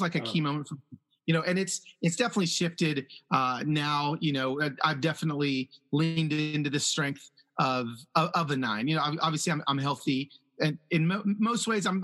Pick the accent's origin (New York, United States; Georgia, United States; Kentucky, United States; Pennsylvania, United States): Georgia, United States; Atlanta; English is a second language; also born or lived in Los Angeles; I moved as a young child from Los Angeles to Atlanta, and to be a literally I was a Black kid that didn't speak English